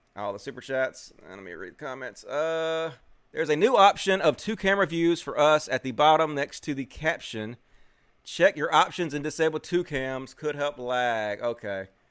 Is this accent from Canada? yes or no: no; Mississippi, United States; I'm from Mississippi